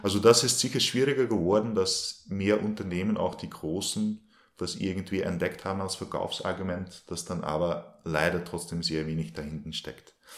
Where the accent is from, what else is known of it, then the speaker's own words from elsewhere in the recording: Belgium; moved away as an adult; now in Linz, Austria; ich wohne in Linz, bin eigentlich gebürtiger Belgier und bin seit 2010 äh, also nach Österreich gekommen